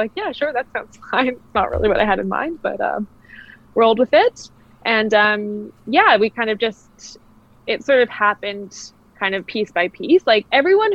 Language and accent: English; Kamloops, British Columbia, Canada; moved away as an adult; also born or lived in Australia / Netherlands; my hometown. Having been gone for so long and, you know, growing up here, I was born and raised here.